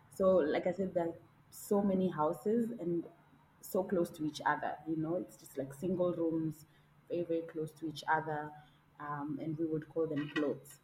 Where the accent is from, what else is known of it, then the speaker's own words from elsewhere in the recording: Nairobi, Kenya; I was born and raised in Kibera, which is um, East Africa's largest slum